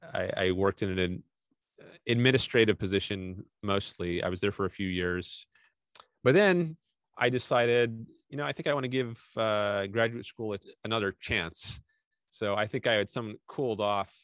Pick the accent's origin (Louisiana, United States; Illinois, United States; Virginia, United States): Virginia, United States; Fairfax County, Northern; moved away as an adult; now in Southern California, United States; I was from Northern Virginia, pretty close to Washington D.C. So I could drive to Washington D.C. in like 20 minutes from where I grew up. So I was in Fairfax County